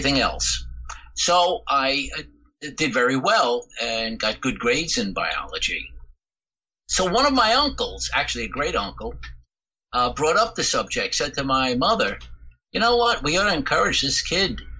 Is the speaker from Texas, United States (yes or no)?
no; Jersey City, New Jersey, United States; now in Paterson, United States; I was born and raised in Jersey City